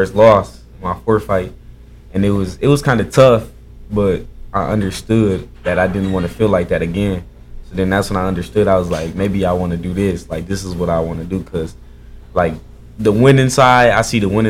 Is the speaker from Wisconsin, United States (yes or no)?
no; Akron, Ohio, United States; I'm from Akron, Ohio